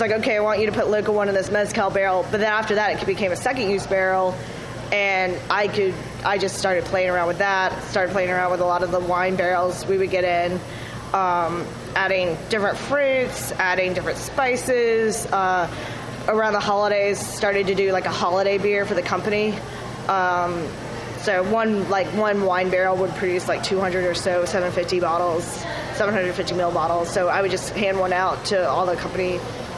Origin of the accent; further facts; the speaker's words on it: Florida, United States; moved away; also born or lived in Brooklyn, New York / North Carolina; I'm originally from Florida